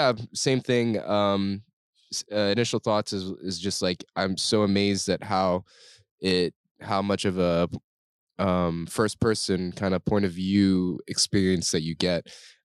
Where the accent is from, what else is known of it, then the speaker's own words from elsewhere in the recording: Singapore; I'm Singaporean, but I grew up away from Singapore most of my life. I grew up in an expat community.